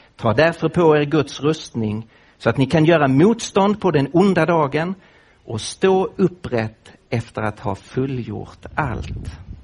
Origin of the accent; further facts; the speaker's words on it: Lund, Skåne, Sweden; accent: Scanian; now in Nacka, Sweden; jag bor nu med min familj i Nacka, öster om Stockholm, men jag kommer ju från Skåne, från Lund.